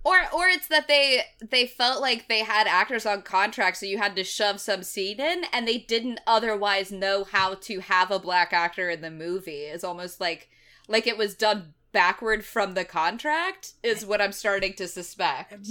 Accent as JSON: {"language": "English", "town": "Knoxville", "region": "Tennessee", "country": "United States", "tie": "born or raised there", "said": "my hometown of Knoxville, Tennessee"}